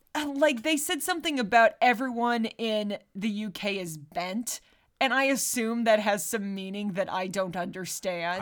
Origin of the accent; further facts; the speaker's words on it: United States; I'm an American